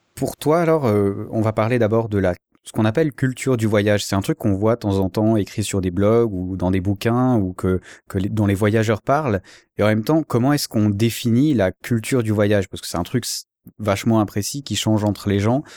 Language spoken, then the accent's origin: French; Switzerland; en tant que Suisse